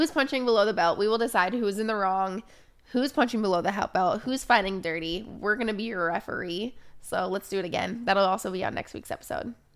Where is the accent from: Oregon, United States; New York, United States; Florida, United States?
Oregon, United States; growing up in Oregon